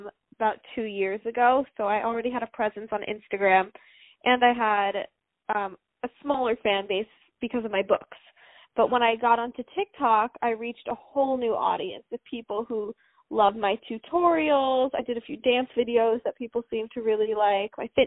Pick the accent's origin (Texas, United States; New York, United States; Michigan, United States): New York, United States; New York City; I'm from New York City